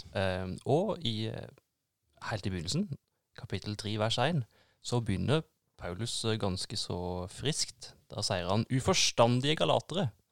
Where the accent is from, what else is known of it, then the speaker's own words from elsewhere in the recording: Norway; jeg som nordmann